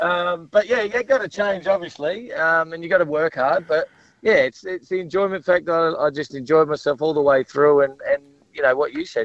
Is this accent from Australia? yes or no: yes; South Australia, Australia; moved away; gave me the opportunity to play footy in my home state.